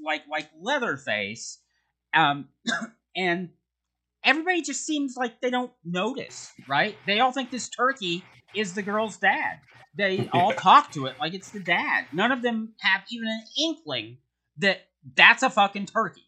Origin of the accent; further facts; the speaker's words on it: United States; As an American